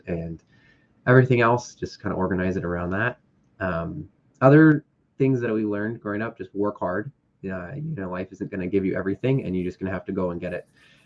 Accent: Bay Area, California, United States; also born or lived in Castro Valley, California / Oakland, California; now in Napa, United States; I was born actually in Castro Valley and lived in Oakland for a little bit, and then pretty much just moved around the Bay Area, and now I'm in Napa, California.

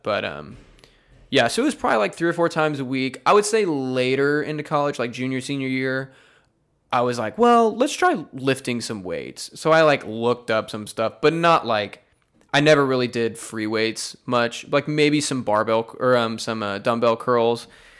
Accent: Lake Jackson, Texas, United States; No, so I grew up in Lake Jackson, Texas, which is south of Houston.

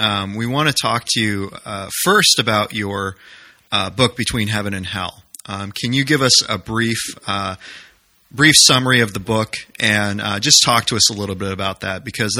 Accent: New Hampshire, United States; now in Baltimore, United States; I'm from New Hampshire originally. So when I transplanted to Baltimore, kind of took the team with me.

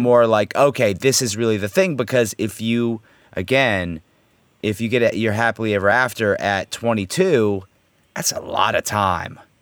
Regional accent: United States; as an American, myself, a true American as myself

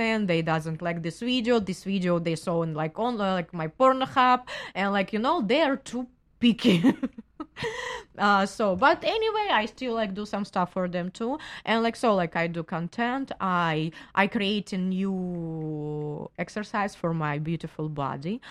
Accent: Russia; English is a second language; moved away; in Russia we call pussy pelmeni

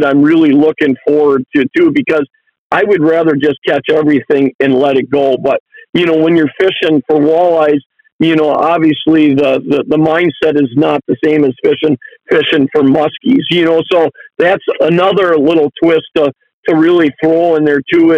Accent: Lake Winnebago, Wisconsin, United States; we grew up on Lake Winnebago

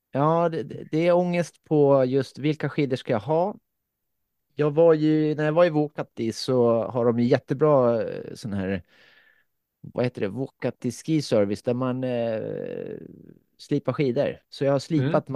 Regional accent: Finland; jag är ju från Finland

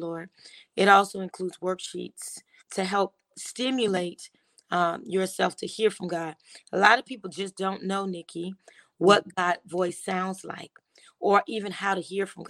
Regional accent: Miami, Florida, United States; moved away as an adult; also born or lived in New York; now in Douglasville, United States; I was born and raised in Miami

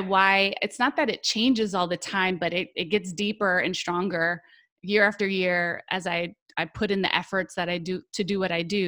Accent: California, United States; now in Florida, United States; I'm originally born and raised in California

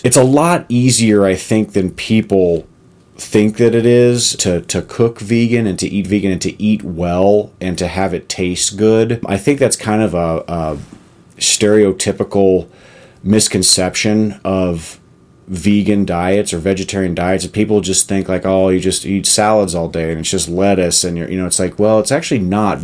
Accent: Texas, United States; also born or lived in Arizona; now in Colorado, United States; growing up in Texas and living in Arizona

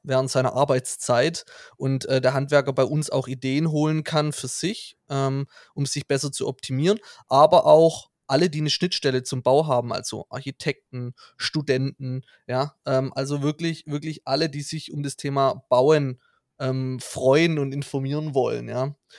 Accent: Hohenlohe, Baden-Württemberg, Germany; now in Stuttgart, Germany; wir kommen aus dem Hohenlohe

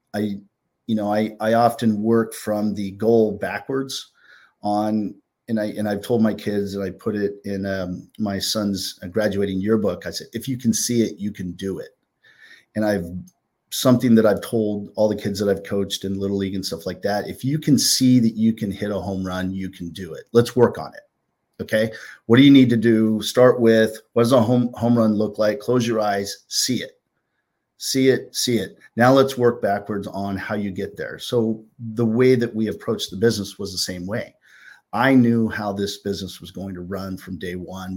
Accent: California, United States; now in New Jersey, United States; some of my friends that I grew up with in California, 'cause I'm a transplant from West Coast to East Coast

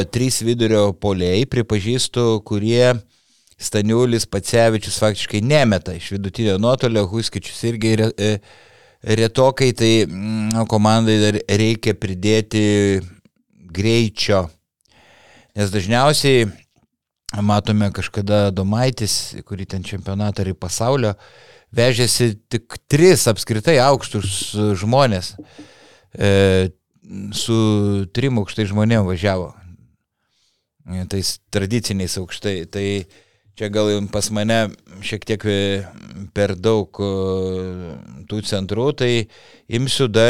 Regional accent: Panevėžys, Panevėžys County, Lithuania; esu iš Panevežio … panevežėtis

